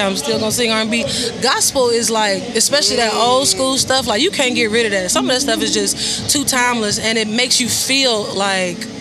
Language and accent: English; Houston, Texas, United States; I told y'all I was from Houston, but my mom is actually from Louisiana